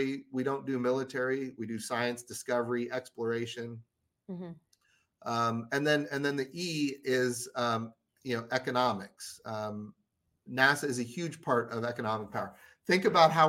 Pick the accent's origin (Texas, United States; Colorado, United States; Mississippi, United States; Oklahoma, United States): Oklahoma, United States; I come from Oklahoma, a lot of rural Oklahomans